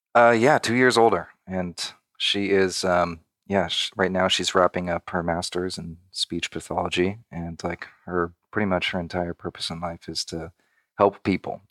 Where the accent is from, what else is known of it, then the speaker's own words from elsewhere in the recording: Redlands, California, United States; born and raised in Southern California, about maybe an hour and a half outside of Los Angeles